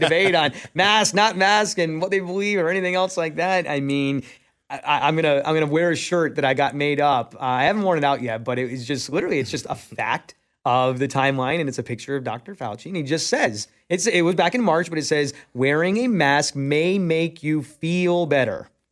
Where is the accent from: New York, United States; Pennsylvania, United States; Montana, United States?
New York, United States; moved away; I'm originally from New York.